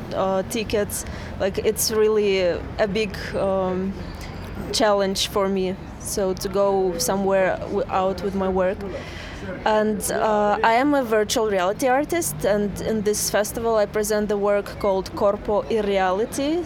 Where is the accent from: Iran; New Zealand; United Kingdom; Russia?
Russia; Saint Petersburg; I am from Russia, St. Petersburg.